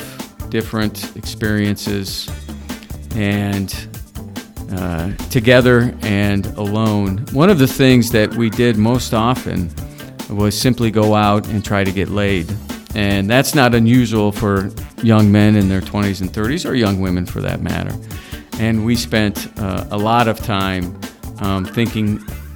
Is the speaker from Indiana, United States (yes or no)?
yes; Indiana, United States; moved away as an adult; now in Los Angeles, United States; having been born and raised in Indiana and feeling like I grew up in Los Angeles? You know, when I moved to Los Angeles, I think I was 18.